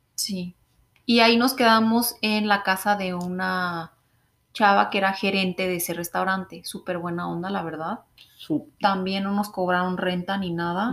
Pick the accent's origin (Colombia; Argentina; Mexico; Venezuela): Mexico; moved away as an adult; now in Canada; nosotras mexicanas